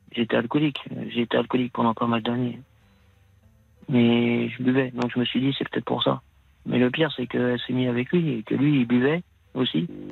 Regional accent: Paris, Île-de-France, France; moved away as an adult; also born or lived in Somme; J'étais de Paris

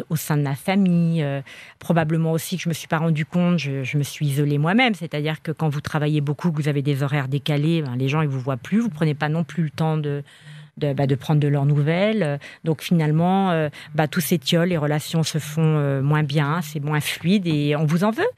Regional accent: Spain; je suis espagnole

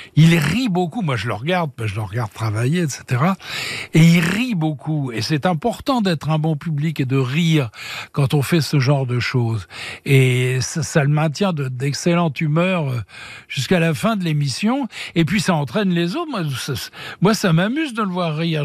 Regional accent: Paris, Île-de-France, France; moved away as an adult; now in Switzerland; Je suis parisien, moi, c'est ma ville de naissance

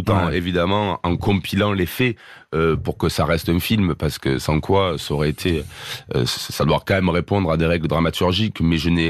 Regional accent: Marseille, Provence-Alpes-Côte d'Azur, France; Bon, moi, je suis marseillais, donc forcément, ah t'entends pas.

